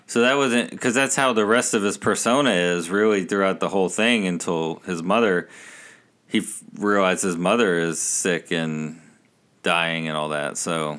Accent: Texas, United States; growing up in Texas here, and my brother and I, growing up, neither of us were A and M or U T

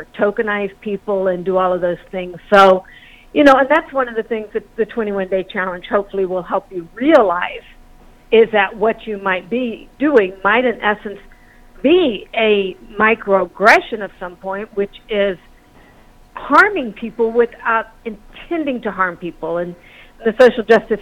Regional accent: the South, United States; moved away; also born or lived in the Midwest; I grew up in the South in the 60s, and my family talked about race all the time

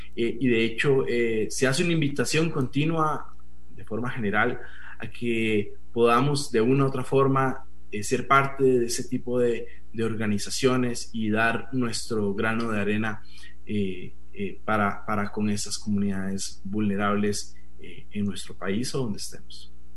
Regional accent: Costa Rica; also born or lived in Colombia; los costarricenses en nuestro, en nuestro país

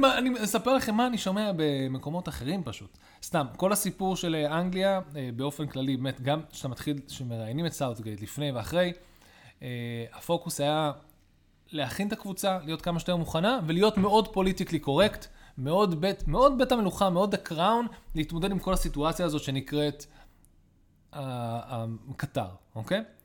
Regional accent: Israel; גדלנו בארץ ישראל

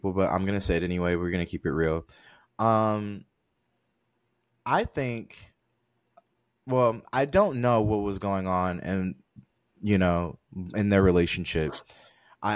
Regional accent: Detroit, Michigan, United States; I'm from Detroit

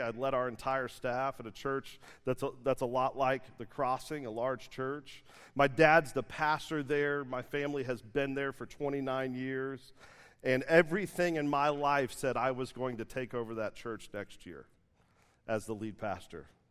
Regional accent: Dallas, Texas, United States; I'm from Dallas

